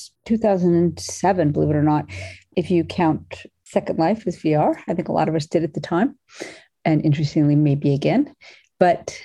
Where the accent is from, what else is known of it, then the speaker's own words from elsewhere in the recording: Los Angeles, California, United States; I grew up on the edge of Venice, California